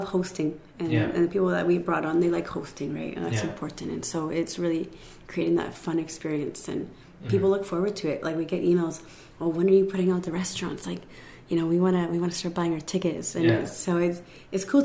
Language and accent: English; Canada; I was born in Canada